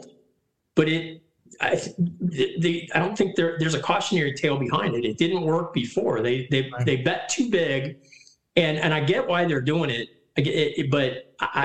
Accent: Detroit, Michigan, United States; also born or lived in Lansing, Michigan; I grew up in Detroit

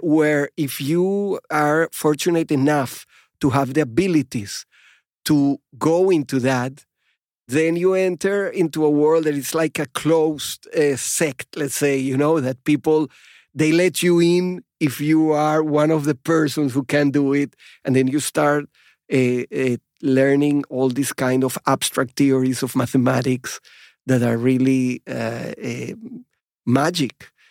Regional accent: Venezuela; moved away as an adult; also born or lived in Chile / Kibbutz Nirim, Israel; now in Israel; I grew up in Venezuela

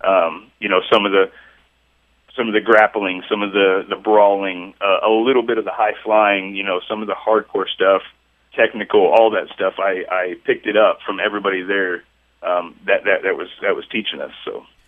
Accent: Chillicothe, Missouri, United States; here in, in my hometown. Um, it, which is Chillicothe, Missouri

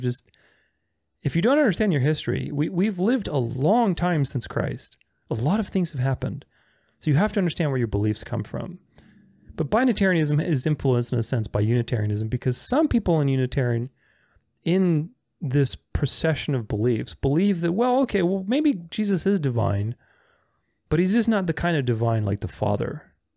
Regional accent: Bucharest, Romania; I'm Romanian. I'm not from Transylvania, I'm from the south of Romania, Bucharest

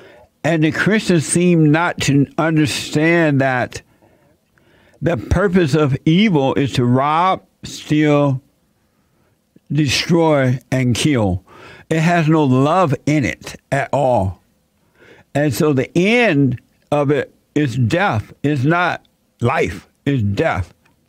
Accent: Alabama, United States; moved away as an adult; also born or lived in Indiana / California; And even when I became an adult, and I moved from Alabama to Indiana, and from Indiana to California, things were not the way they are today.

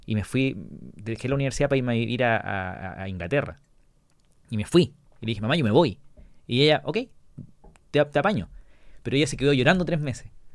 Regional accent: La Serena, Coquimbo, Chile; also born or lived in United States; nunca me fui de vacaciones fuera de La Serena con mi mamá

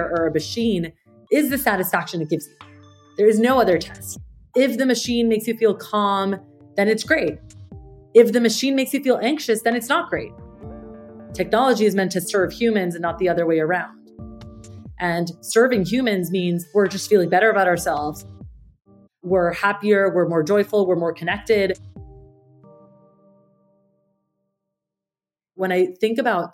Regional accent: Colombia; I grew up in Colombia, South America, and I remember as a little girl

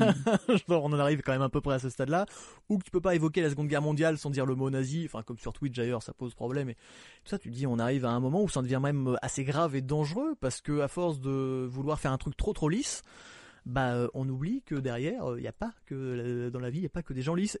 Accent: Normandy, France; je suis normand

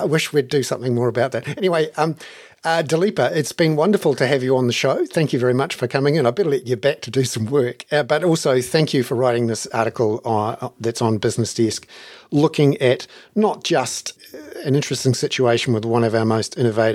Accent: New Zealand; as a 18, 19, 20-year-old growing up in New Zealand

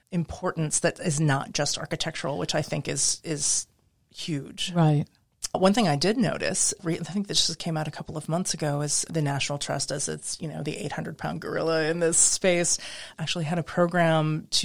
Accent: Midwest, United States; also born or lived in New England / Pacific Northwest; I grew up in the Midwest. I've lived in New England, Pacific Northwest.

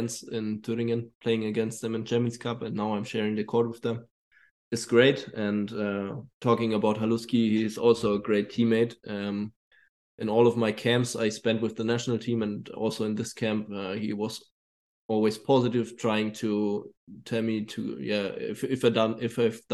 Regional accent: Germany; moved away as an adult; also born or lived in Munich / Bilbao; the nearest team to my hometown

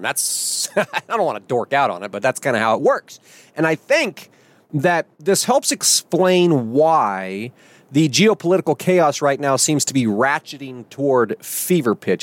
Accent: United States; our first duty as American citizens

